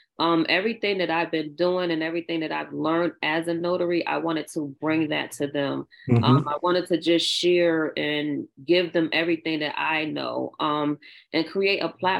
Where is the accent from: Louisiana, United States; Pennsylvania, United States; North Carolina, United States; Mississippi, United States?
Louisiana, United States; New Orleans; growing up, I grew up in New Orleans, and And I used to go to Dee Dee's dance studio when it was on Gulf Street near the firehouse.